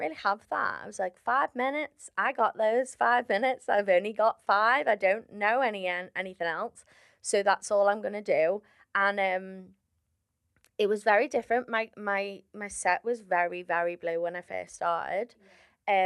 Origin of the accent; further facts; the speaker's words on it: Liverpool, North West England, United Kingdom; I'm from Liverpool